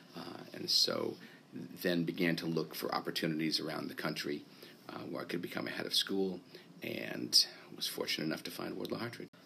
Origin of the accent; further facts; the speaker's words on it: Vermont, United States; moved away as an adult; also born or lived in Rhode Island / New York / Virginia / Texas; I was born in Vermont and grew up uh, in Vermont through uh, my high school time